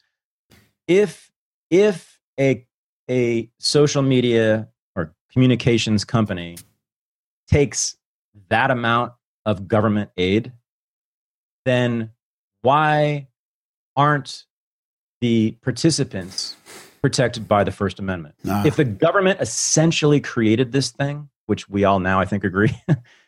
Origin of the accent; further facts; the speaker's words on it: United States; as an American